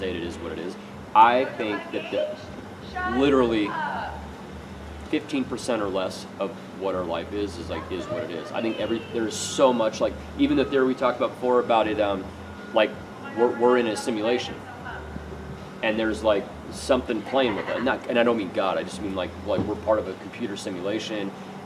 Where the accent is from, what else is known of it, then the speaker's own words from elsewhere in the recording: Pomona, California, United States; down where I grew up around Pomona